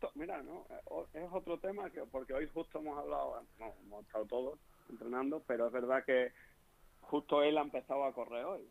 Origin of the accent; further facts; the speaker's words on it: Extremadura, Spain; accent: Extremaduran; moved away as an adult; also born or lived in Leganés; allí en mi pueblo de Elena